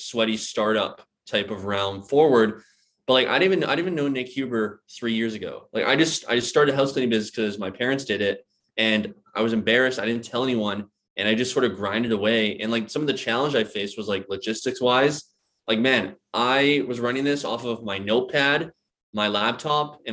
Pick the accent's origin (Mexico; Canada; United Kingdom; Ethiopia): Canada; British Columbia; moved away as an adult; also born or lived in Philadelphia, United States; my hometown over in British Columbia